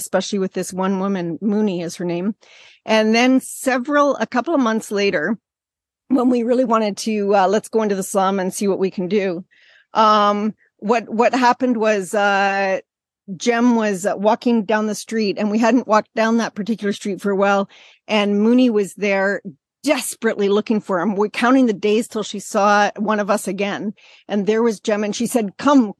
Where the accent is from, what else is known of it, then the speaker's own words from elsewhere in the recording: Canada; moved away as an adult; also born or lived in Bangladesh; as a Canadian